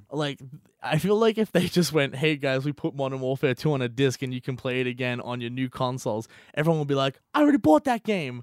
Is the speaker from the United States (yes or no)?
no; Australia; being Australian